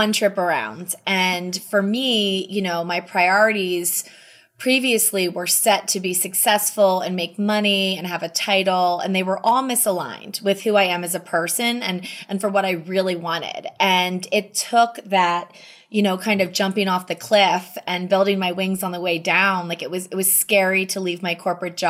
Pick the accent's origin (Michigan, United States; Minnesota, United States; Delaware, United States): Delaware, United States; suburb of Wilmington; moved away as an adult; also born or lived in New York City; now in Jackson Hole, United States; I grew up in a suburb of Wilmington, Delaware, which is about 30 minutes outside of Philadelphia